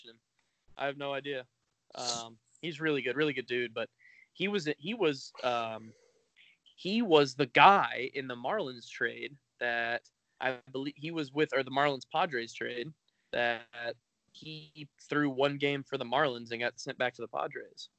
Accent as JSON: {"language": "English", "region": "Florida", "country": "United States", "tie": "born or raised there", "said": "when I grew up in Florida"}